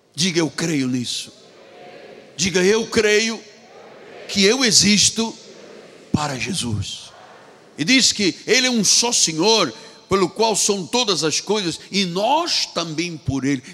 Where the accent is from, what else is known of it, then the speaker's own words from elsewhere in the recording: Angola; moved away; Na minha terra, onde nasci, em Angola, nós tínhamos uma cultura portuguesa